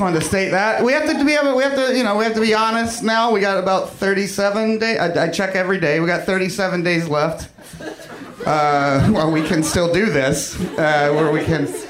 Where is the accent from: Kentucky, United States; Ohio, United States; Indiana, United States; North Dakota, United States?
Kentucky, United States; moved away; I'm from Kentucky originally